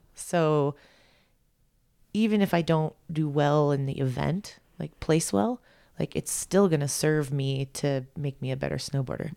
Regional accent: Big Bear, California, United States; I'm from Big Bear. It's like the mountains aren't that big

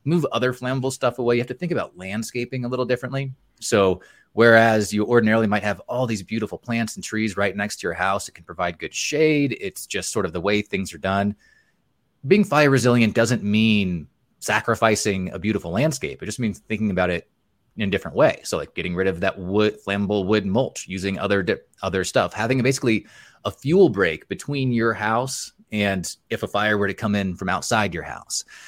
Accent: Montana, United States; here in my home state, Montana

